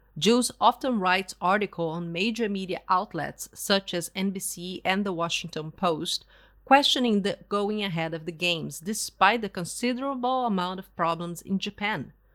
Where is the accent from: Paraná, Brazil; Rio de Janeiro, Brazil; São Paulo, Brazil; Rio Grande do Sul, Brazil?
Rio Grande do Sul, Brazil; Porto Alegre; moved away as an adult; also born or lived in Canada; in my hometown, Porto Alegre